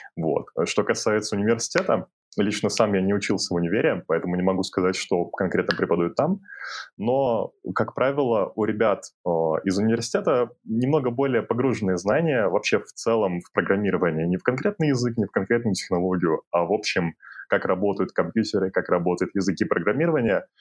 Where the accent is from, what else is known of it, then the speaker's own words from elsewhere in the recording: Kyrgyzstan; now in Kazakhstan; я родом из Кыргызстана и сейчас живу, работаю в Казахстане